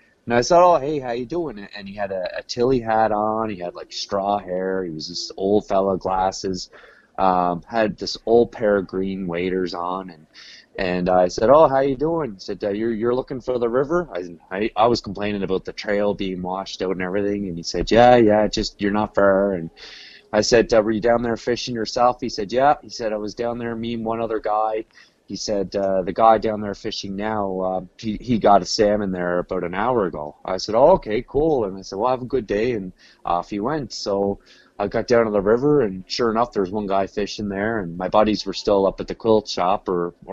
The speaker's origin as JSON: {"language": "English", "area": "Cape Breton Island", "region": "Nova Scotia", "country": "Canada", "said": "I'm from Cape Breton Island, Nova Scotia."}